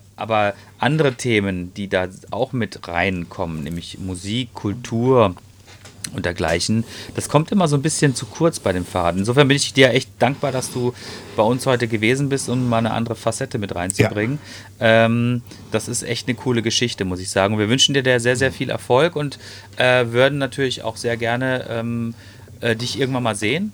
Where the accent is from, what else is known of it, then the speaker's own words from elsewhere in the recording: Ruhr area, North Rhine-Westphalia, Germany; hier bei uns im Ruhrgebiet